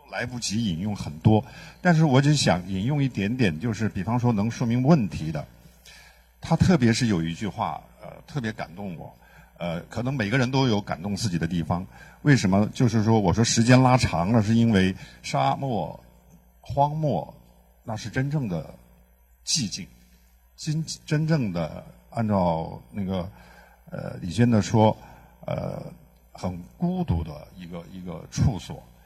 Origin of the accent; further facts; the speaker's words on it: Xinjiang, China; 我是来自于新疆